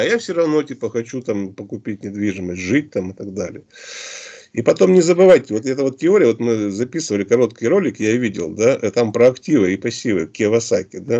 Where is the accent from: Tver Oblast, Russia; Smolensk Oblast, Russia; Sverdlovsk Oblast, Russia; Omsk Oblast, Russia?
Omsk Oblast, Russia; Omsk; мы сами из Омска